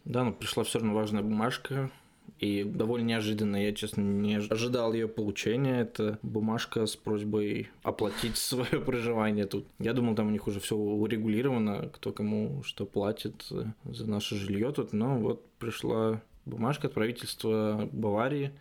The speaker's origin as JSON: {"language": "Russian", "country": "Russia", "moved": "as an adult", "lives_now": "Germany", "said": "из России"}